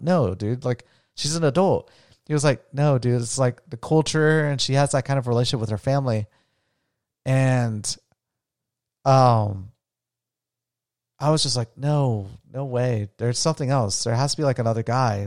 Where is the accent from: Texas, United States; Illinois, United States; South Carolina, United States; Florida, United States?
Florida, United States; New Smyrna Beach; moved away as an adult; also born or lived in Colombia / Las Vegas; where I grew up in New Smyrna Beach